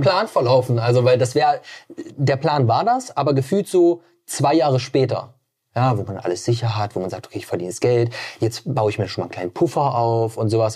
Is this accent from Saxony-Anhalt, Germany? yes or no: yes; Magdeburg, Saxony-Anhalt, Germany; moved away as an adult; also born or lived in Stuttgart / Berlin / Potsdam; Hier bin ich geboren, aufgewachsen und bin dann mit 18 damals dann weggezogen